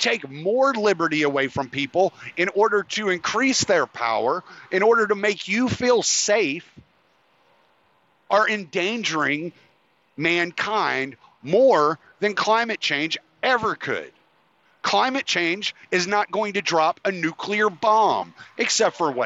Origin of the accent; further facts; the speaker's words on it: United States; us as the American people